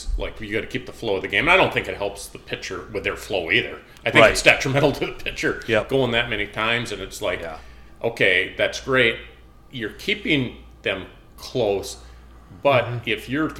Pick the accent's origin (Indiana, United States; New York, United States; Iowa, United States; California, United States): California, United States; I'm from California